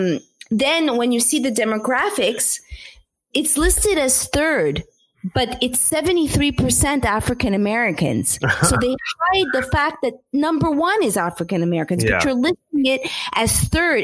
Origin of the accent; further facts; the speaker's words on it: Montreal, Quebec, Canada; now in United States; I grew up in Montreal